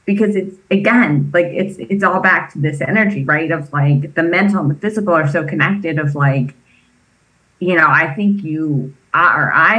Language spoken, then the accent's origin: English; East Coast, United States; now in California, United States; I grew up on the East Coast.